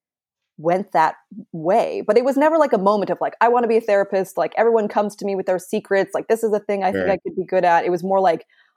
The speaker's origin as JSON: {"language": "English", "area": "San Francisco Bay Area", "region": "California", "country": "United States", "said": "I'm from the Bay Area"}